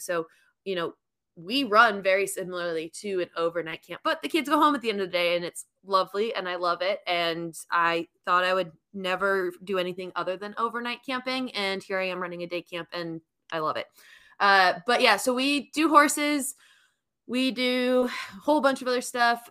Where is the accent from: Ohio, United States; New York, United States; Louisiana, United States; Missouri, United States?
New York, United States; moved away as an adult; now in Alabama, United States; I am born and raised in New York